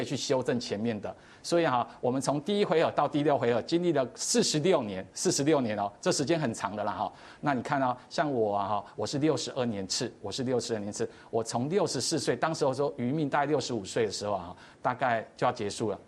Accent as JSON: {"language": "Chinese", "country": "Taiwan", "said": "我们台湾人"}